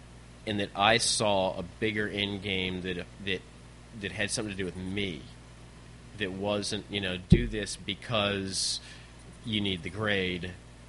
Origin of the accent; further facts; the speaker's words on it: Richmond, Virginia, United States; Yeah, I'm from